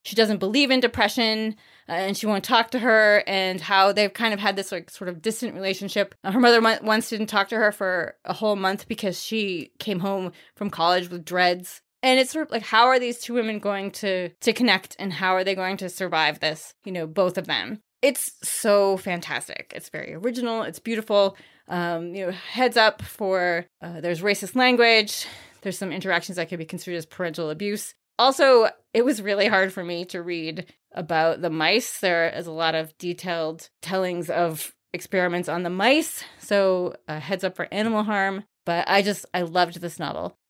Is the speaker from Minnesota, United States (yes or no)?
no; Maine, United States; moved away as an adult; also born or lived in New Hampshire; I grew up in Maine